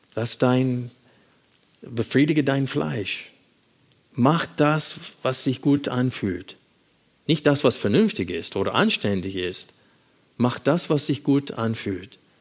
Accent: United States; moved away; wenn ich meine Heimat besuche

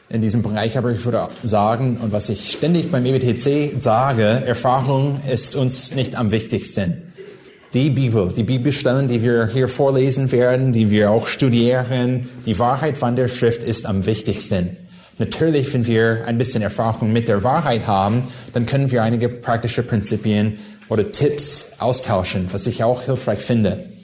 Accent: California, United States; ich komme aus Südkalifornien.

